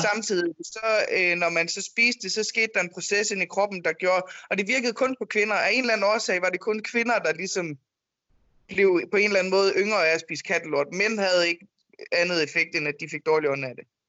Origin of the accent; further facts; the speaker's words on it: Jutland, Denmark; now in Copenhagen, Denmark; vi er to jyder i København